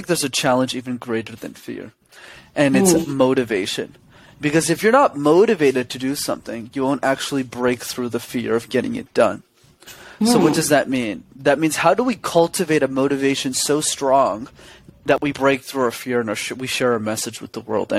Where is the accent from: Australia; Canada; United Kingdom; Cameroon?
Canada; Montreal, Quebec; I'm born and raised in a city called Montreal.